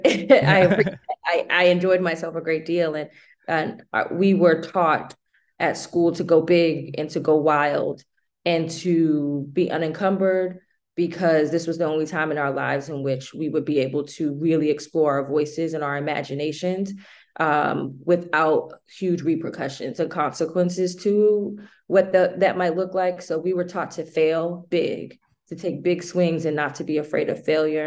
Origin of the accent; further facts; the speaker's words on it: Boston, Massachusetts, United States; I am from Boston.